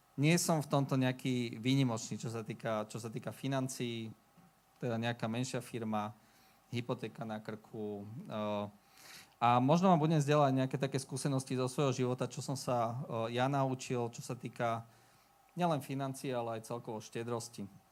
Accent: Bratislava, Bratislava Region, Slovakia; moved away as an adult; now in Leopoldov, Slovakia; Ja som bol z Bratislavy pôvodne

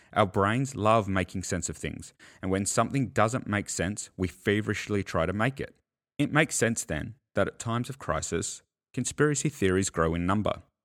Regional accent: Australia; as an Australian

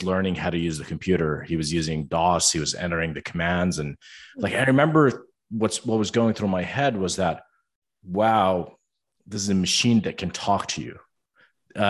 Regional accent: Amman, Amman Governorate, Jordan; moved away as an adult; now in United States; my brothers and I were born and raised in Amman, Jordan

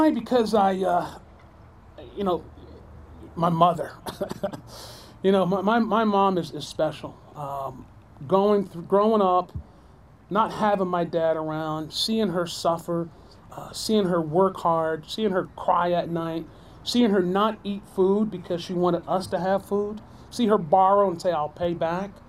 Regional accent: New Jersey, United States; growing up in New Jersey, uh, I am one of uh, six or seven.

